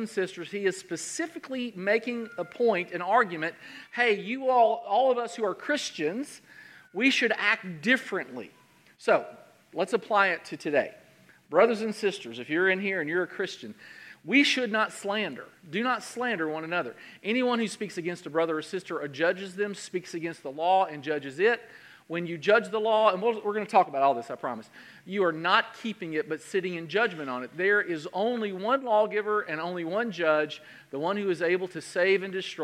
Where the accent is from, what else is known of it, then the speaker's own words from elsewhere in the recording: Central Kentucky, United States; I'm from Central Kentucky